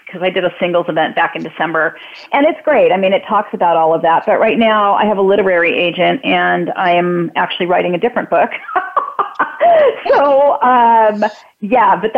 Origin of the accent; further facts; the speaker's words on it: California, United States; also born or lived in Wisconsin / Hawthorne, California; we moved to California. I'm originally from Wisconsin. I was 2 years old.